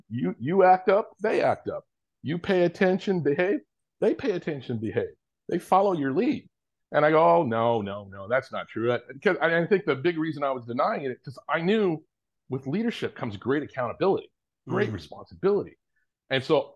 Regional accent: Orange County, Southern California, United States; also born or lived in Kenya; I grew up in, for the most part, in Orange County, Southern California, born and raised for the most part

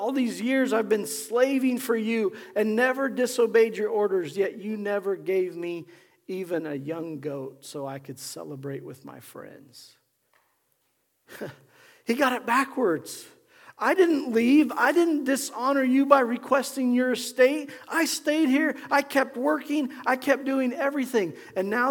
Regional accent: Nebraska, United States; growing up in Nebraska

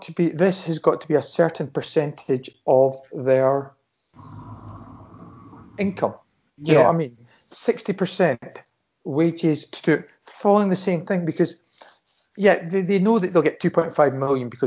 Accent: Scotland, United Kingdom; speaking as a Scotsman

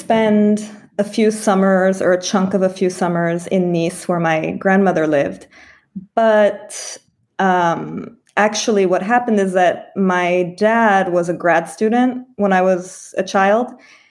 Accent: California, United States; I was born and raised in California. But my dad is French. I'm a French citizen through my dad, but he's actually Armenian of origin, ethnically.

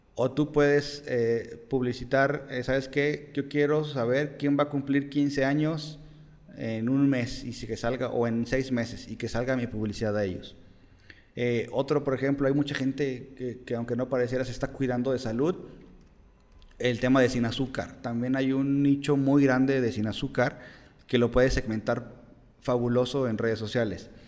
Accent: Mexico; nos da miedo como mexicanos

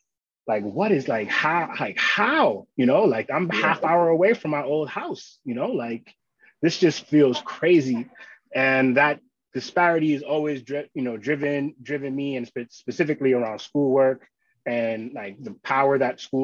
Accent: New York City, New York, United States; also born or lived in Long Island, New York / Boston, Massachusetts; I grew up in Queens, and then we moved to Long Island for high school

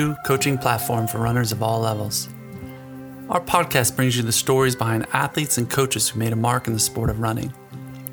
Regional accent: Scranton, Pennsylvania, United States; I'm from Scranton, PA.

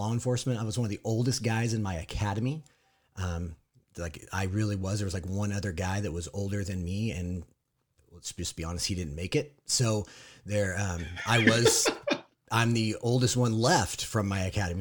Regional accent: Southern California, United States; I am also from Southern California. We don't live in the same town, but we live pretty close

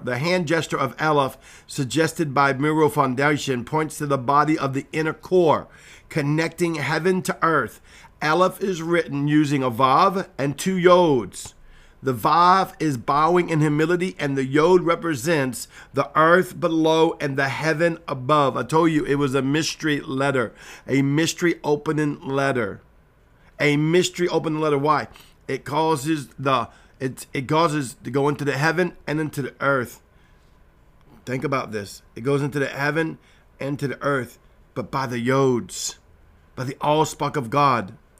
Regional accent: Cajun, Louisiana, United States; I'm Cajun

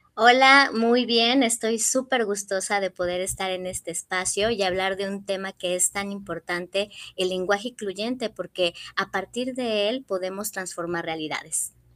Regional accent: Morelos, Mexico; also born or lived in Mexico City; Soy de la Ciudad de México, pero desde muy pequeña vivo en Morelos, o sea que ya soy guayaba, adoptada, pero soy ya guayaba

